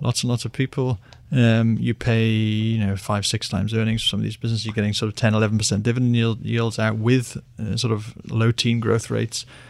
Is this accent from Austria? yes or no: no; United Kingdom; I'm British